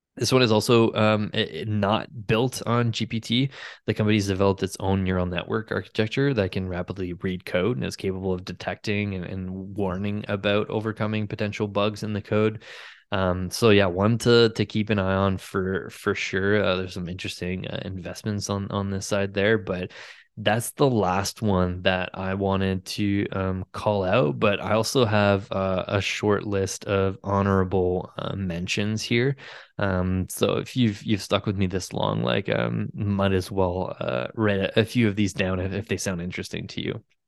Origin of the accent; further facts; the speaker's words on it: Ottawa, Ontario, Canada; Ottawa in my hometown